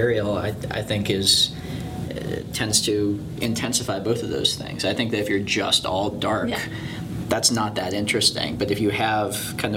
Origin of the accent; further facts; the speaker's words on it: San Clemente, California, United States; growing up in San Clemente, it is a, you know, it was a really bright, beautiful, clean beach town